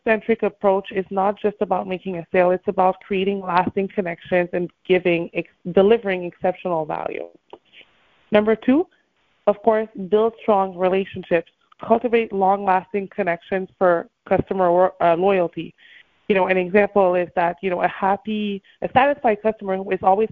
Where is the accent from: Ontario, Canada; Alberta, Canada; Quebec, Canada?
Quebec, Canada; Montreal; moved away as an adult; now in Miami, United States; I'm originally from Montreal, Canada, and I now live in Miami